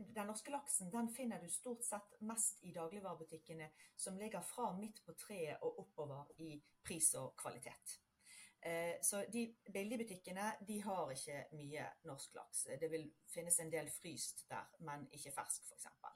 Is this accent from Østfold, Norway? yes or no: no; Bergen, Vestland, Norway; moved away as an adult; now in United States; bakgrunnen min den er som typisk bergenser eh, fra havbyen Bergen